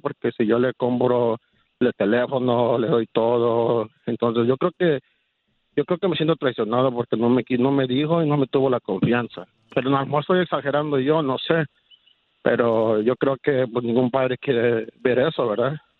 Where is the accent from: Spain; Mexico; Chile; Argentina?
Mexico; soy mexicano